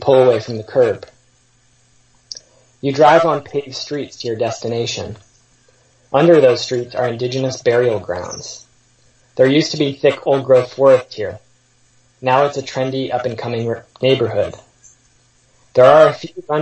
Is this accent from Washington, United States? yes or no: yes; Seattle, Washington, United States; I grew up in Seattle in the post-WTO era